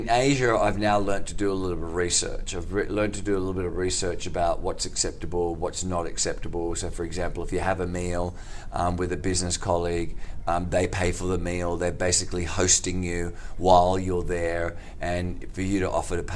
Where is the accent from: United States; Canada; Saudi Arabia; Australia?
Australia; Sydney, New South Wales; accent: Australian; my normal Australian accent